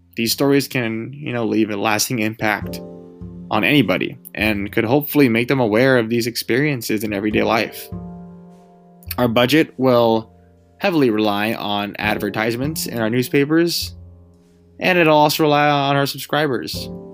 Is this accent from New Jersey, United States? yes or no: no; California, United States; being a Californian and you know, being from California